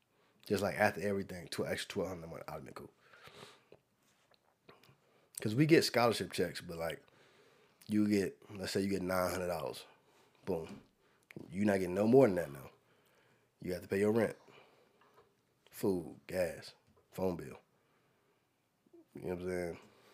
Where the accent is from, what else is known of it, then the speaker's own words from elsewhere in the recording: United States; remember, I'm from Carolina